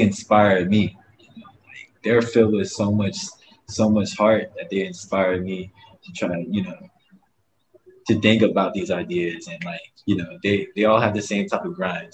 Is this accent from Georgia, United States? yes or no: yes; Augusta, Georgia, United States; also born or lived in Myrtle Beach, South Carolina; now in Honolulu, United States; I come from uh, Myrtle Beach, but I was raised in Augusta, Georgia